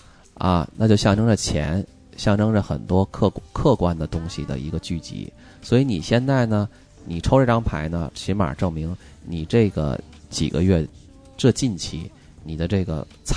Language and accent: Chinese; China; 就跟我们中国人的抽签儿似的